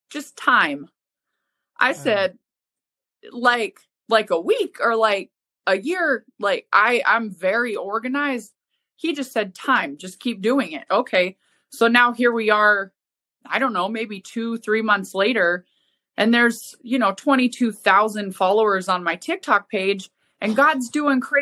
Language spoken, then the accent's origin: English; Helena, Montana, United States; moved away; also born or lived in Spokane; Originally, I'm from Helena, Montana